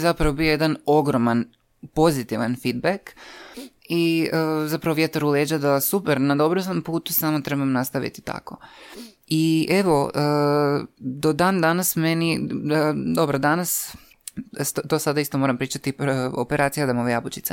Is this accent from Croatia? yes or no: yes; Croatia; ja kažem iz Hrvatske